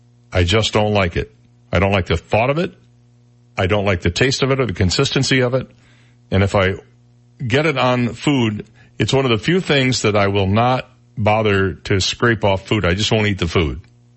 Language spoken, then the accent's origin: English; Michigan, United States; My home state of Michigan, it was Bertolli Alfredo with aged Parmesan cheese sauce.